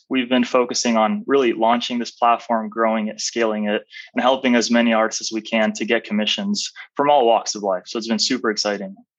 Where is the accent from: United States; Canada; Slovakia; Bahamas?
United States; Arizona; also born or lived in Albania; came to the United States at a fairly young age. I was four and a half. Man. And I grew up in Arizona, raised in Arizona, went to school in Arizona all the way through university.